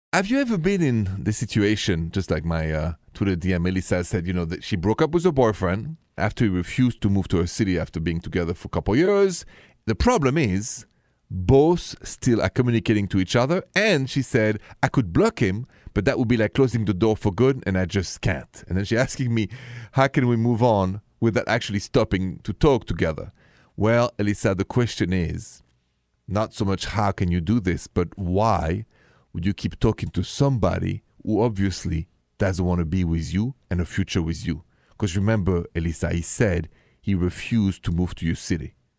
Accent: Paris, Île-de-France, France; accent: French; English is a second language; moved away; my hometown, Paris, city of love

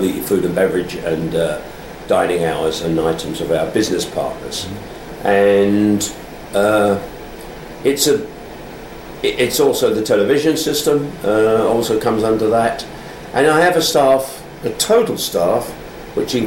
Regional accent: London, United Kingdom; I was born in London and educated at a grammar school, Then I joined the police force

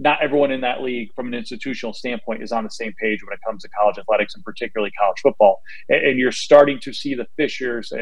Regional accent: New York, United States; I grew up in New York.

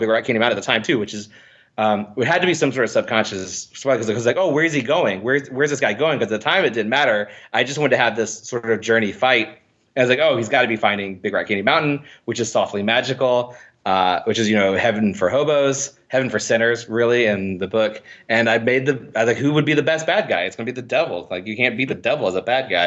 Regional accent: Indiana, United States; I'm from Indiana

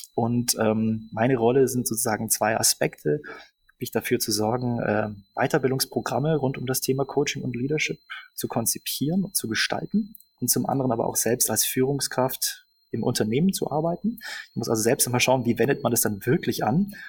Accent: Augsburg, Bavaria, Germany; moved away as an adult; now in Berlin, Germany; Ich äh, bin ursprünglich aus Augsburg und äh, verstecke meine bajuwarische Hintergrund seit ungefähr 15 Jahren hier in Berlin

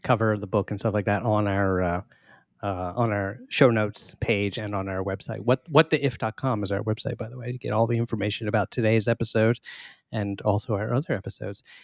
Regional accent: Maryland, United States; we are both from Maryland

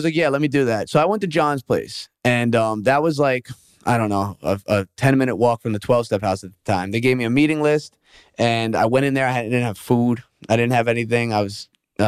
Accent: New York, United States; moved away; I'm from New York

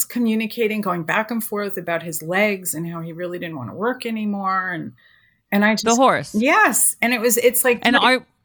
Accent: New York, United States; now in California, United States; I came to California from New York and I really loved horses.

